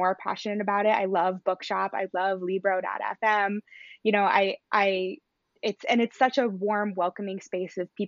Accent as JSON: {"language": "English", "area": "near Ithaca", "region": "upstate New York", "country": "United States", "tie": "born or raised there", "said": "I'm from upstate New York, and there's a bookstore in Ithaca, which is close to my hometown"}